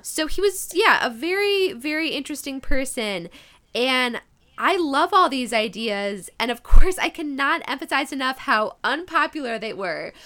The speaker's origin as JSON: {"language": "English", "region": "Midwest", "country": "United States", "accent": "Midwest", "said": "my Midwest accent"}